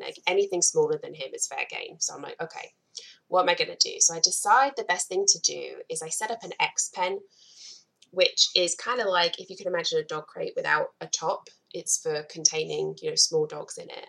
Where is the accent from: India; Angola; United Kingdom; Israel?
United Kingdom; England; moved away as an adult; also born or lived in Providence, Rhode Island / Atlanta, Georgia; now in Akron, United States; I'm not native. I am originally from England and I moved to the US about 11 years ago now